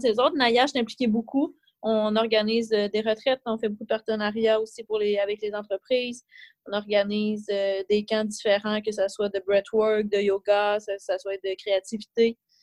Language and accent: French; Trois-Rivières, Quebec, Canada; moved away as an adult; also born or lived in Montreal; quand je suis revenue euh, à Trois-Rivières, parce que je viens de Trois-Rivières